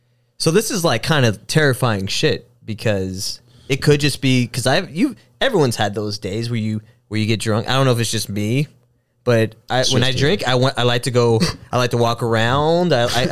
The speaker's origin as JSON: {"language": "English", "town": "El Paso", "region": "Texas", "country": "United States", "tie": "born or raised there", "moved": "yes", "lives_now": "Austin, United States", "said": "And I grew up in El Paso, which is a lot like how San Antonio is."}